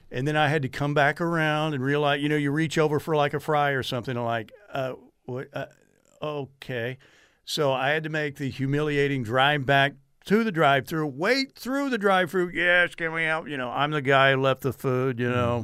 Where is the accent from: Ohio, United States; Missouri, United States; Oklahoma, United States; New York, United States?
Oklahoma, United States; Norman; I was born in Norman. I can remember cheers coming from the stadium when I was playing, out playing as a kid when I was, like, three or four years old